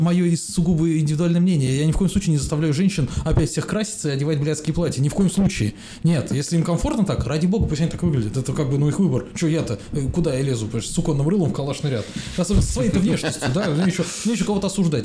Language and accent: Russian; Moscow, Russia; как москвич говорю